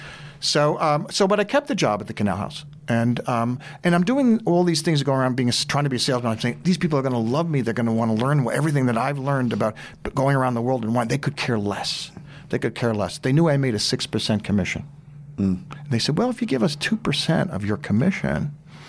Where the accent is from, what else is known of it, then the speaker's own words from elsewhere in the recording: New York, United States; I'm from New York